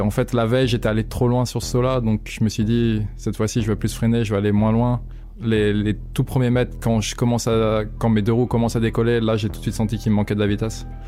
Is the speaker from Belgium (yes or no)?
no; Maxilly, Auvergne-Rhône-Alpes, France; je suis originaire de Maxi, un petit village près d'Evian en France